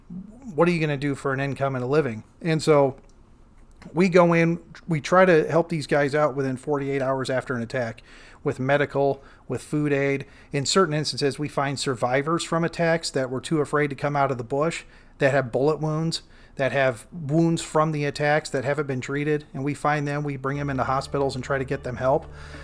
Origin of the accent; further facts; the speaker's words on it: Iowa, United States; You know, we're both from from Iowa